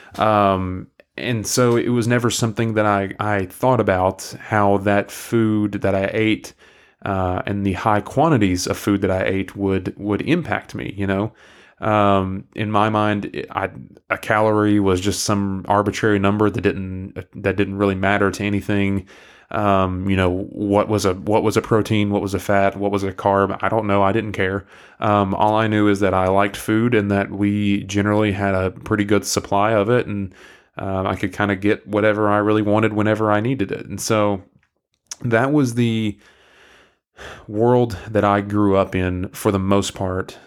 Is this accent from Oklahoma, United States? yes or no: no; McMinn County, Tennessee, United States; accent: southeastern US; I grew up in, um, Mick Minney County, uh, in Tennessee, uh, Southeast Tennessee